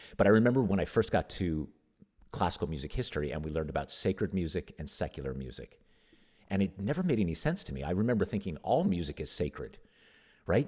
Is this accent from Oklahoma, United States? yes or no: no; Nevada, United States; I grew up in Nevada